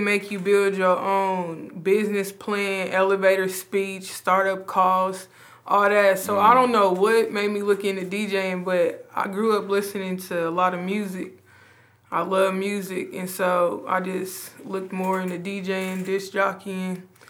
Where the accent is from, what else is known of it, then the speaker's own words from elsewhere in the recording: Wichita, Kansas, United States; I'm from Wichita, Kansas. Ooh. Born and raised.